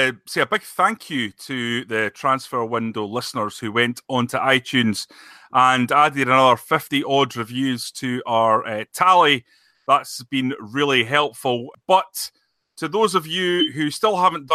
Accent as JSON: {"language": "English", "region": "Scotland", "country": "United Kingdom", "said": "I'm a Scottish football journalist"}